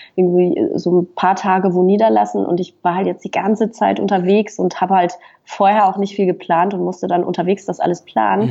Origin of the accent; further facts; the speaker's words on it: Fribourg, Switzerland; moved away as an adult; now in Berlin, Germany; ich bin also in, in Freiburg geboren, also in Fribourg in der, in der Westschweiz und habe dann das Abitur gemacht da äh, in, der, in Fribourg